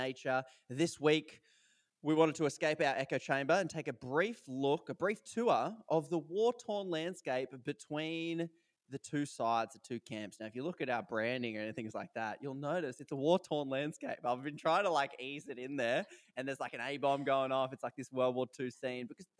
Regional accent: Australia; I'm Australian

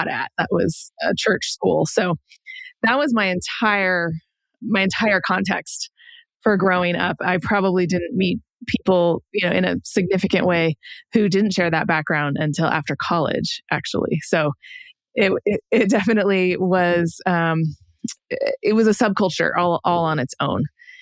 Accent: San Diego, California, United States; moved away as an adult; I grew up in San Diego, but actually all of their family are like Georgia, Tennessee, West Virginia, North Carolina

